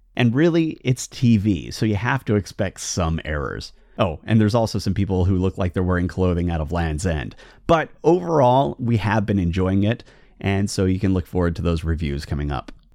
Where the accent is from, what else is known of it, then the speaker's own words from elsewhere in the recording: United Kingdom; now in Portland, United States; I'm not a U S citizen, I'm actually a British citizen